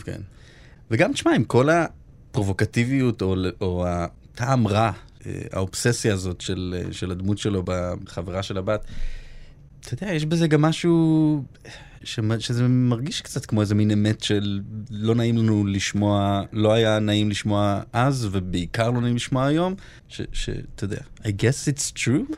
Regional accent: Holon, Tel Aviv District, Israel; moved away; נורא גדלתי באווירת אה, איך אני בורח מהר מהעיר הזאת וכמה שיותר רחוק

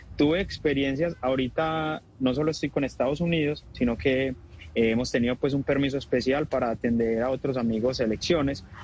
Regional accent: Colombia; así somos los colombianos

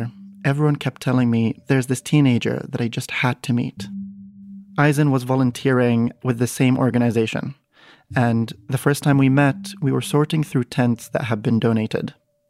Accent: Baghdad, Baghdad Governorate, Iraq; born there; I was born in Baghdad, in Iraq, but through my mom, I have Czech citizenship too.

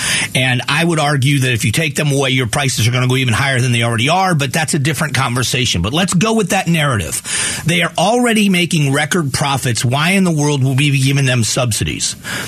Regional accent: United States; I don't understand how this, again, as an American, there are times when the differences in our opinions between who gets taxed and how they get taxed is, in my mind, a political thing.

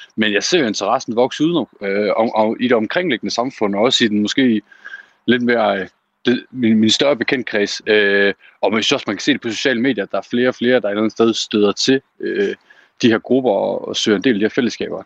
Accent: Aalborg, North Denmark Region, Denmark; min hjemby i Aalborg

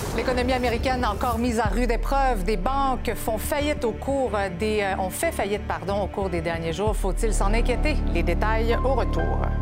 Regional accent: Quebec, Canada; chez nous, au Québec, au Canada

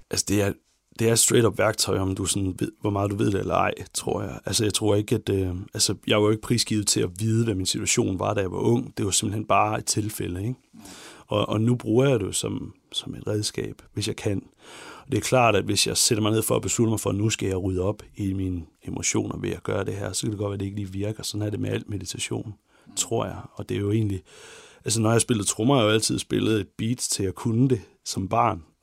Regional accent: Ikast, Central Denmark Region, Denmark; also born or lived in Herning; Jeg kommer fra IKAST i Midtjylland.

